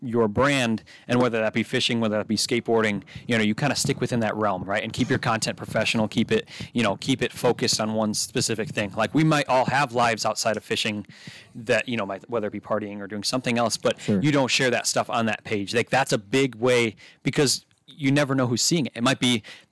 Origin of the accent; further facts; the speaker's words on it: Detroit, Michigan, United States; also born or lived in Gladwin, Michigan; I was born in Detroit, Michigan, grew up there till I was about 10 or 11